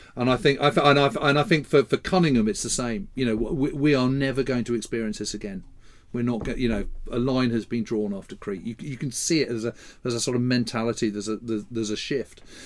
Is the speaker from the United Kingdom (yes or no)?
yes; United Kingdom; as a Brit, as a British historian